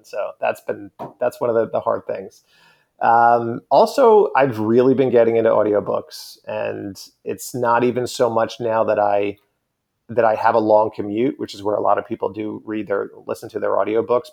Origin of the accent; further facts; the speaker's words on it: Long Island, New York, United States; growing up on Long Island